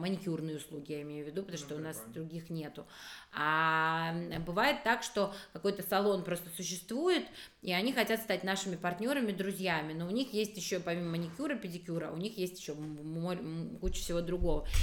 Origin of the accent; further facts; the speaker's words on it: Abkhazia, Georgia; moved away; я вообще из Абхазии же сама, mm-hmm. и вот в Абхазии я помню, что когда-то, когда я жила